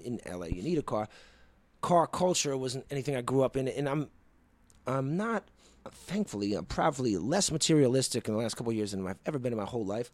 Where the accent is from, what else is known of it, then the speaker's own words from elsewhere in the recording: East Coast, United States; Growing up in the East Coast, you know, I was riding the subway most of my life.